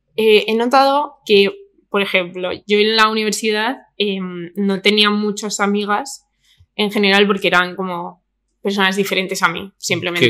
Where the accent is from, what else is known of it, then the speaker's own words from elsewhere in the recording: Madrid, Community of Madrid, Spain; Yo soy de Vallecas, ¿sabes? De toda la vida